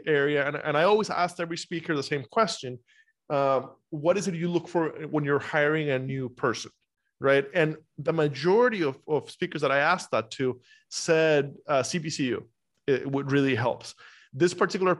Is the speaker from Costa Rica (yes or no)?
yes; Costa Rica; now in United States; I'm from Costa Rica originally.